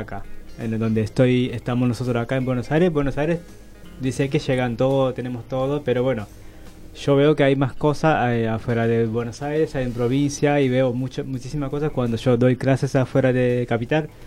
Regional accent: Japan; Spanish is a second language; moved away as an adult; now in Argentina; soy japonés

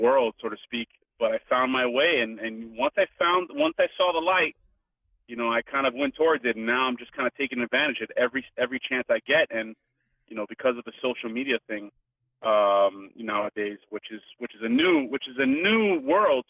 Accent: Miami, Florida, United States; I grew up in Miami

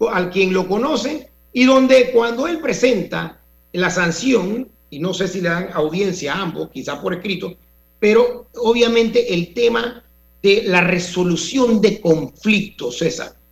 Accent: Panama

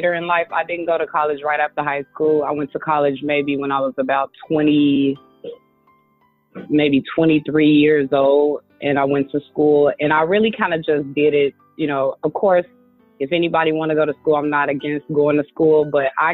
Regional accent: Chicago, Illinois, United States; moved away as an adult; now in California, United States; I'm originally from Chicago, and that's where I was born and raised.

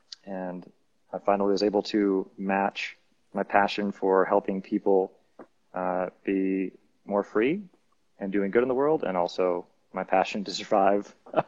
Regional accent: United States; now in Medellin, Colombia; as an American citizen

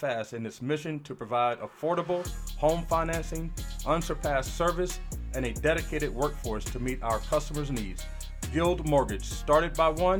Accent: Asheville, North Carolina, United States; moved away as an adult; now in Seattle area, United States; North Carolina where I grew up

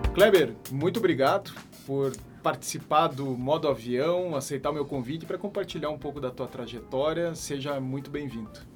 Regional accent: Curitiba, Paraná, Brazil; Eu sou curitibano

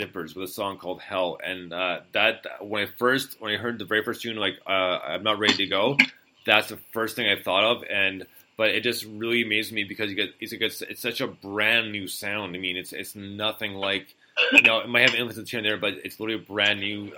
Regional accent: Montreal, Quebec, Canada; I was born and raised in Montreal, which is in the province of Quebec

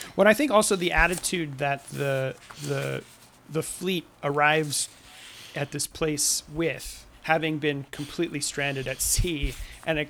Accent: Southern California, United States; I'm from Southern California

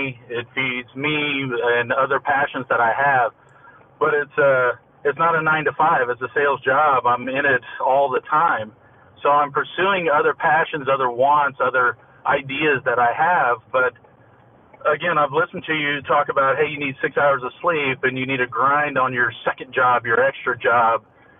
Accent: Austin, Texas, United States; Austin, Texas.

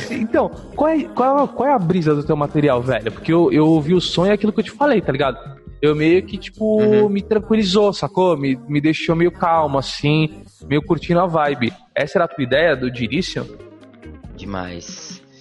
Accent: São Vicente, São Paulo, Brazil; also born or lived in Santos; Eu nasci em Santos, mas morei em São Vicente até os 11.

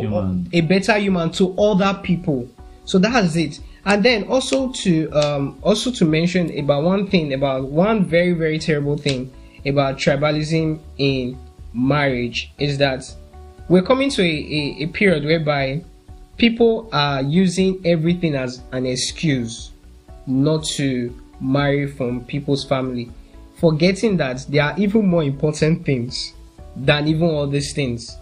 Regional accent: Nigeria; I'm a Nigerian.

